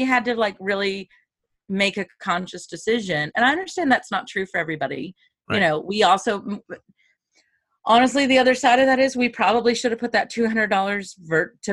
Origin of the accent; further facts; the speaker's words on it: Kentucky, United States; moved away; I'm from Kentucky